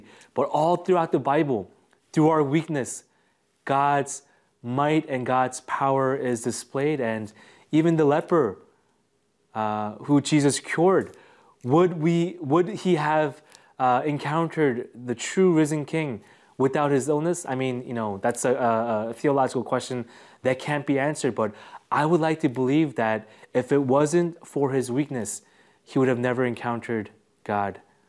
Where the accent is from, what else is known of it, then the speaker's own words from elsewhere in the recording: Côte d’Ivoire; because I grew up in Africa, and because my parents were missionaries in the Ivory Coast